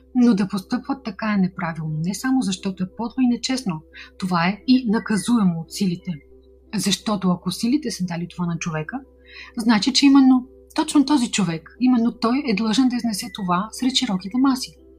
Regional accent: Bulgaria; от България

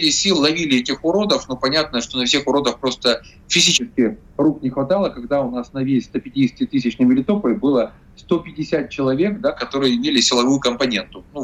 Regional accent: Zaporizhzhia, Zaporizhzhia Oblast, Ukraine; Запорожье – это мой родной город. Я тут свыше 30 лет прожил

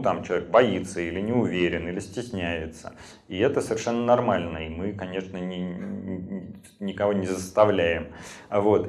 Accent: Saint Petersburg, Russia; я живу, родился в Петербурге

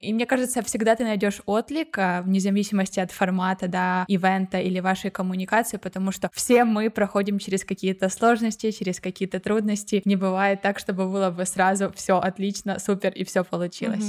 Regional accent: Ukraine; moved away as an adult; now in Barcelona, Spain; я из Украины недавно переехала в Барселону

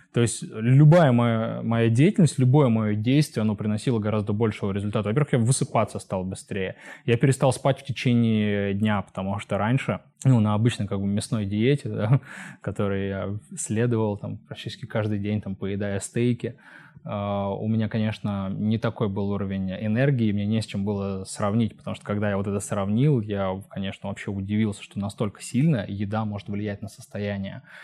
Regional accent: Kemerovo, Kemerovo Oblast, Russia; moved away as an adult; also born or lived in Omsk; я родился и вырос в Кемерово, в поселке. Потом я переехал в Омск по своему желанию.

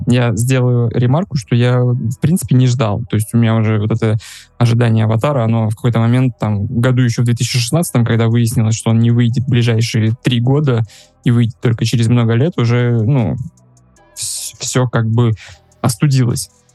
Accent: Russia; moved away as an adult; now in Uzbekistan; я россиянин, у меня есть карточка Казахстана, и живу я сейчас в Узбекистане

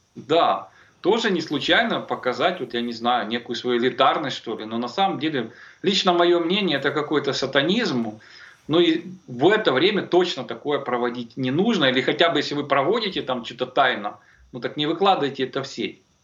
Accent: Kyiv, Ukraine; как коренного киевлянина

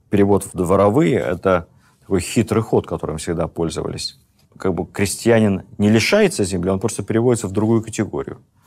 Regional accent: Moscow, Russia; как москвич

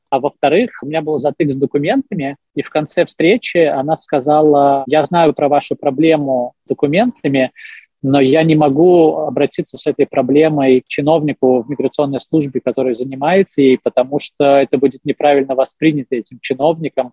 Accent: Belarus

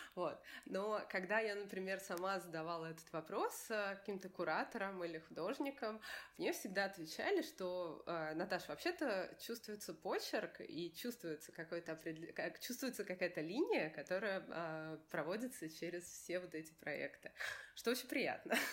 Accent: Moscow, Russia; я из России, что я из Москвы

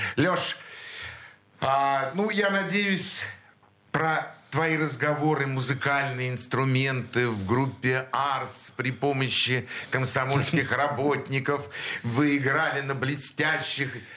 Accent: Saint Petersburg, Russia; мы все из Снегиревки

